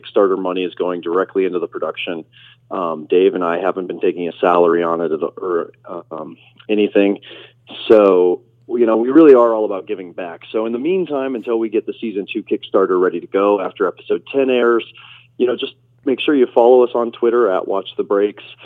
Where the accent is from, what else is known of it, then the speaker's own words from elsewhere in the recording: Nebraska, United States; I was raised in Nebraska